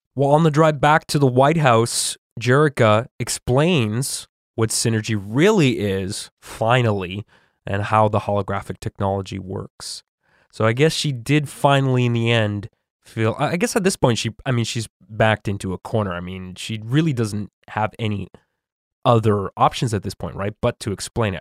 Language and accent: English; Canada; a Canadian who has traveled to the U S